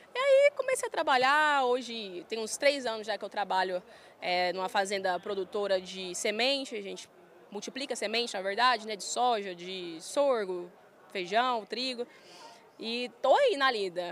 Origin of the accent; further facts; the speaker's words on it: Goiânia, Goiás, Brazil; accent: goiano, roceirão; eu fui criada ali em Goiânia, bem perto da minha família